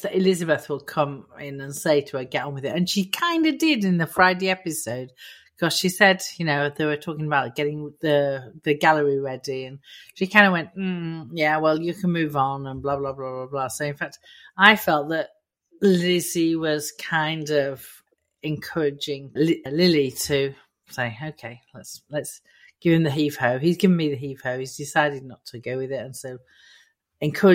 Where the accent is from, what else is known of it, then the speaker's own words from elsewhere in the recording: Immingham, Yorkshire and the Humber, United Kingdom; I come from Immingham